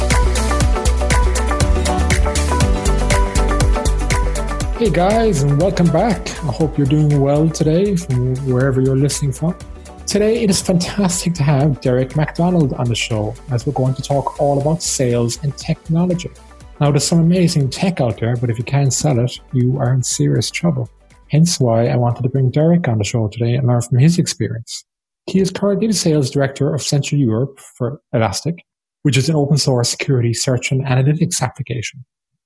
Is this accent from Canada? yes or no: no; Ireland; Irish like myself